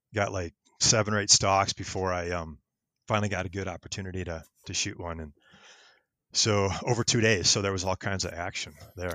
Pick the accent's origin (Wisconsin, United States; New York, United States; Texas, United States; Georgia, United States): Wisconsin, United States; moved away as an adult; also born or lived in Minnesota; now in Colorado, United States; I grew up in Wisconsin